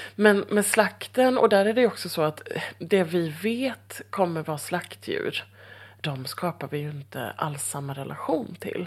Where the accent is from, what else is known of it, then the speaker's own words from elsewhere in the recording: Halmstad, Halland County, Sweden; moved away; jag är ju från Halmstad från början